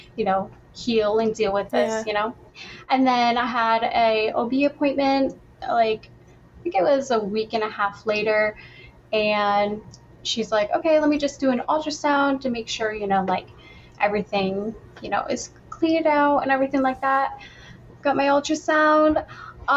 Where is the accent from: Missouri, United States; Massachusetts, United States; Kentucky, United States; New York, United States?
New York, United States; upstate; I'm from upstate New York